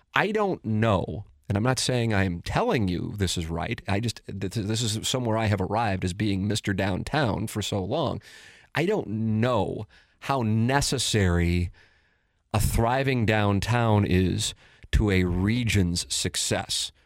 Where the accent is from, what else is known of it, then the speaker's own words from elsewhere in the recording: St. Louis, Missouri, United States; grew up, born and raised in South City